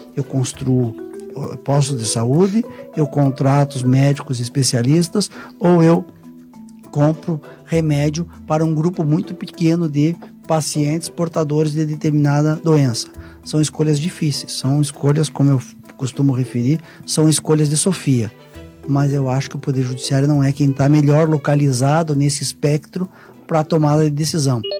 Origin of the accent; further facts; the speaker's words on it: Curitiba, Paraná, Brazil; Eu sou curitibano, paranaense, minha família inteira é paranaense